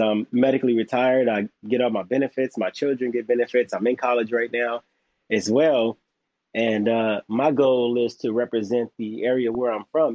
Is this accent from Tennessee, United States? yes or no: no; Los Angeles, California, United States; born or raised there